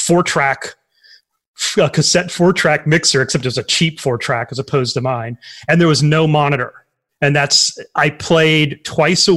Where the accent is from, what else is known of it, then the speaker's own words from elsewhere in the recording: Tioga, Louisiana, United States; I was in Tioga, Louisiana